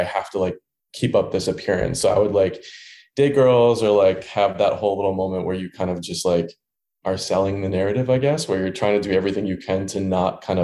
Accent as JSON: {"language": "English", "town": "Dearborn", "region": "Michigan", "country": "United States", "tie": "born or raised there", "also_born_or_lived": "Ann Arbor, Michigan", "moved": "as an adult", "lives_now": "Chicago, United States", "said": "I grew up in Michigan in a town called Dearborn, Michigan, which is right outside of Detroit"}